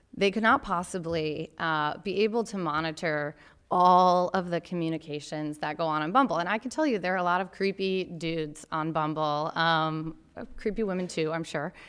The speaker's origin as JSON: {"language": "English", "town": "Grand Rapids", "region": "Michigan", "country": "United States", "tie": "born or raised there", "said": "from my hometown of Grand Rapids, Michigan."}